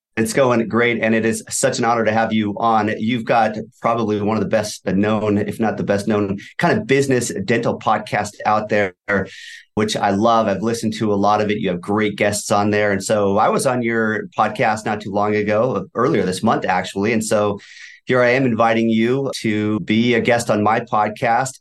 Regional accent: Valencia, California, United States; also born or lived in Thousand Oaks; I grew up in Valencia, which is probably thirty minutes away from you also

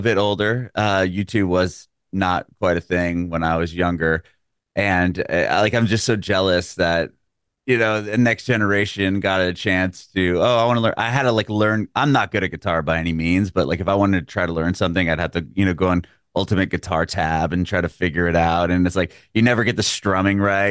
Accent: San Diego, California, United States; moved away as an adult; now in Nashville, United States; San Diego

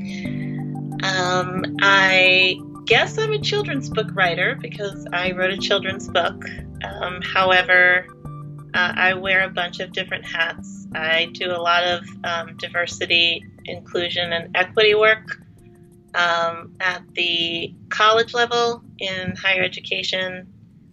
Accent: just outside of Philadelphia, Pennsylvania, United States; I grew up just outside of Philadelphia in the suburbs

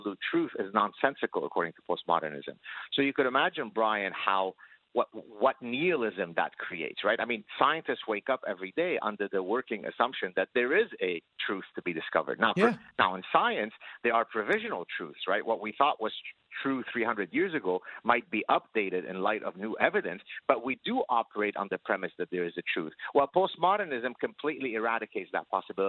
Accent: Lebanon; moved away; one of my brothers was the Lebanese Olympic judo champion

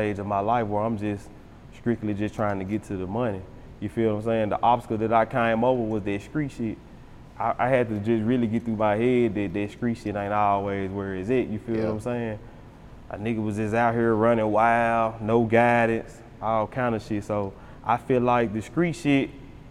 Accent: Memphis, Tennessee, United States; growing up in South Memphis, that shit was rough.

